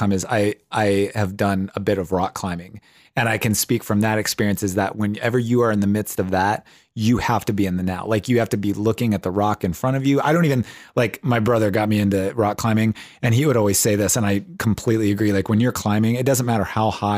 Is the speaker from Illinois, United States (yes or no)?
no; Ohio, United States; I grew up on a farm, and like I grew up in Ohio